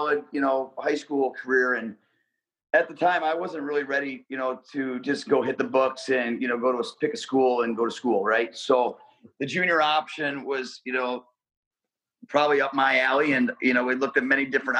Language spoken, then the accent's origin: English; North Olmsted, Ohio, United States; I grew up in North Olmsted